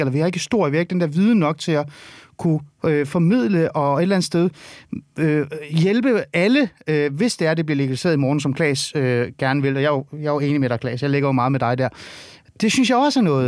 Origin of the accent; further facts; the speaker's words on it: North Zealand, Capital Region of Denmark, Denmark; jeg er vokset op i Nordsjælland.